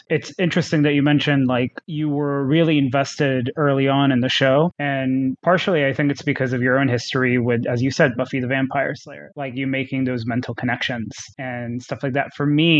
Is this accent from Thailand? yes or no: yes; Thailand; What I had growing up in Thailand was Animax.